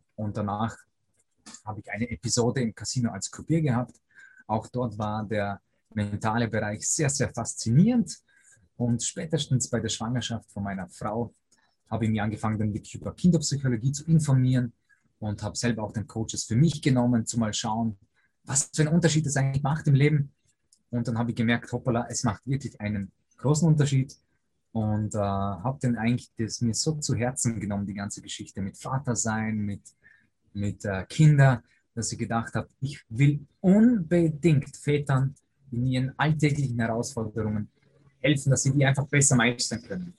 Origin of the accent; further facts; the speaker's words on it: Lake Constance, near Lindau, Vorarlberg, Austria; also born or lived in Poland; bin aber als äh, junger Bursche schon hierher gezogen. Dementsprechend habe ich diesen Dialekt natürlich angenommen also Wonnentui am Bodensee, direkt an der deutschen Grenze äh, zu Lindau